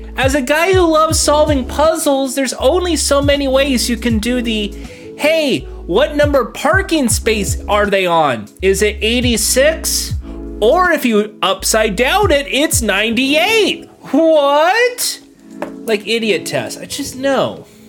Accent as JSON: {"language": "English", "region": "California", "country": "United States", "said": "I'm from California"}